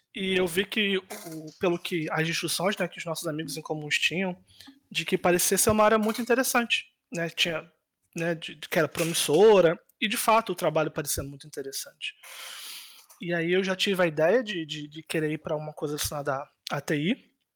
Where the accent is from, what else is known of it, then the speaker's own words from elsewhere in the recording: Rio de Janeiro, Brazil; moved away as an adult; now in Poland; Eu Nasci e cresci basicamente minha vida inteira no, no Rio de Janeiro, né, de governador